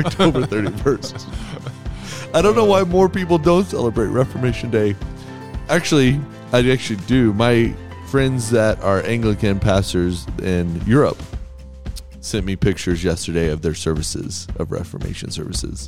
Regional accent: Texas, United States; I'm from Texas.

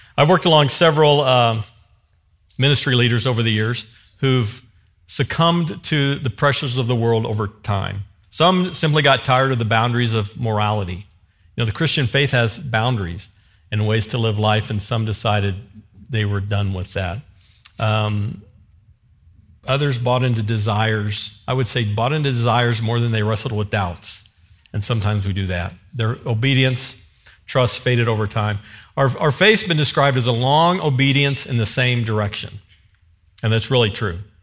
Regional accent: the Ozarks, United States; I'm from the Ozarks

